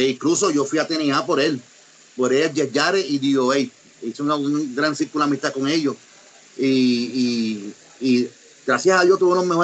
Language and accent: Spanish; Mexico; fui a Japón como, como mexicano, yo fui con una máscara